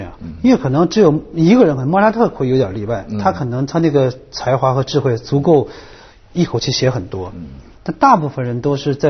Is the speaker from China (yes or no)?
yes; Harbin, Heilongjiang, China; 但恰恰我是一个东北人，哈尔滨人